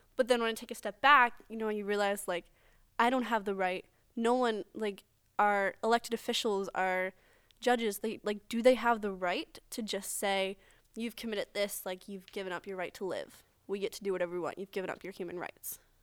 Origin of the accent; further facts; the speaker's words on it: United States; us as regular American citizens